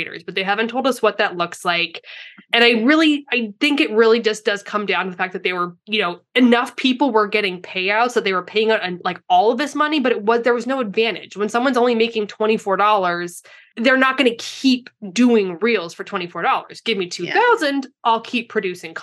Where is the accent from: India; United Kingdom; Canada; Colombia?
Canada; now in San Diego, United States; I'm from Canada.